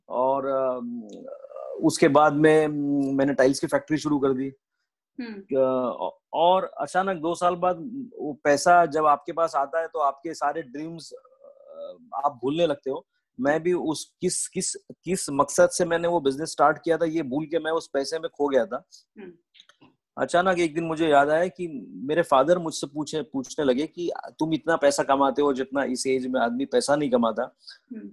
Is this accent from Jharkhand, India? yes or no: no; Paratwada, Maharashtra, India; also born or lived in Amravati; मेरा जन्म वहीं पे हुआ परतवाड़ा में और मेरी स्कूलिंग फिर मेरा जूनियर कॉलेज और अमरावती में